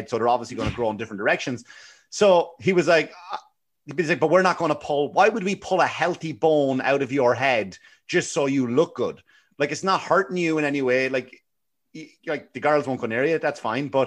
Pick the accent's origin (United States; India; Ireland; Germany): Ireland; Like I, I remember even growing up in Ireland and I, I had honest to God, like anybody who knew me, I had the worst teeth.